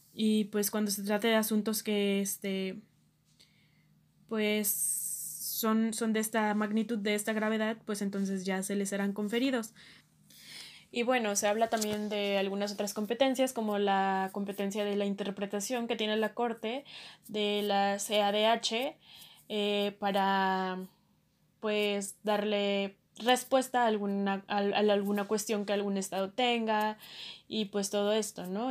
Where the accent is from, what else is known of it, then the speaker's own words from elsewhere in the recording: Mexico; nosotros como mexicanos